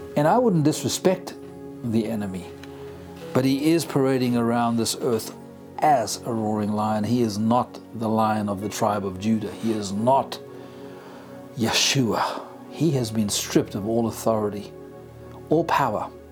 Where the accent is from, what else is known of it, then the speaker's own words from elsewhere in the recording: South Africa; first language English; I'm a English speaking South African.